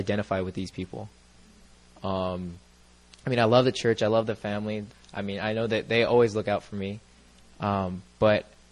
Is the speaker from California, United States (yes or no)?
yes; Southern California, United States; I'm like the prototypical suburbia kid. I'm from Southern California.